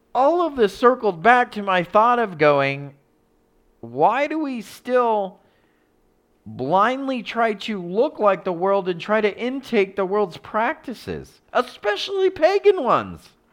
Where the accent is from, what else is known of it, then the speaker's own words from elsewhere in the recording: United States; I'm American.